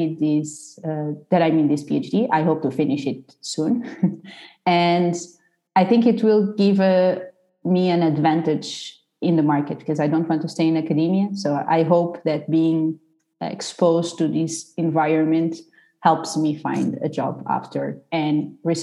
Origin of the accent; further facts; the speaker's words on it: Portugal; moved away as an adult; I'm from Portugal. So I did the bachelor and the master in Portugal